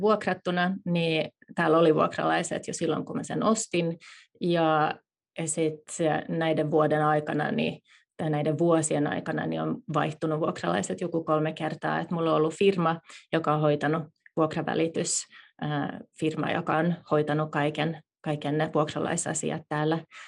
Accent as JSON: {"language": "Finnish", "country": "Finland", "also_born_or_lived": "Silicon Valley, United States", "moved": "yes", "lives_now": "United States", "said": "päätettiin muuttaa takaisin Suomeen"}